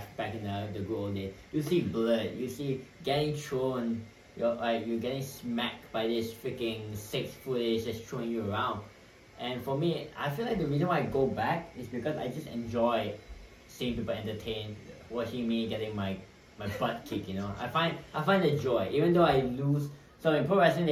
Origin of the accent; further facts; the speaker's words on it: Malaysia; now in Hawaii, United States; So I'm from Malaysia